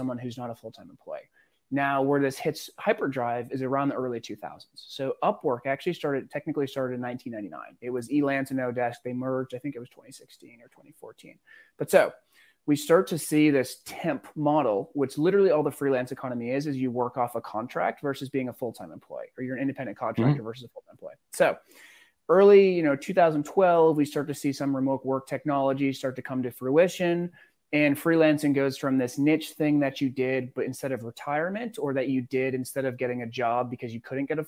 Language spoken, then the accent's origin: English; Newburyport, Massachusetts, United States; also born or lived in Singapore; now in Miami, United States; growing up outside of Boston, right? It's pretty working class